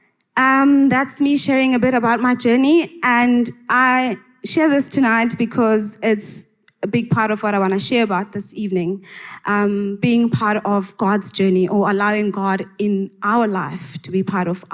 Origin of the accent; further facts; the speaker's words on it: Engcobo, Eastern Cape, South Africa; I grew up in the Transkei in Engqoba